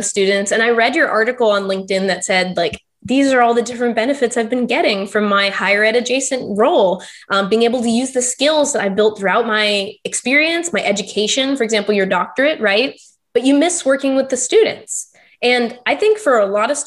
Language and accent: English; Texas, United States; also born or lived in Pittsburgh; now in Florida, United States; I'm from Texas